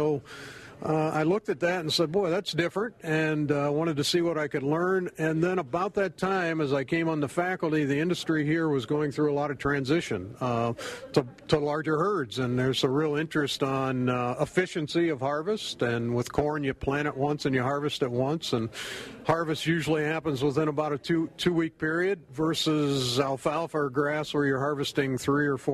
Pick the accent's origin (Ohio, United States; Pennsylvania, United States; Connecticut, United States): Pennsylvania, United States; moved away as an adult; also born or lived in Maryland; now in Wisconsin, United States; I grew up on the East Coast in Pennsylvania, and growing up, we always fed a lot of corn silage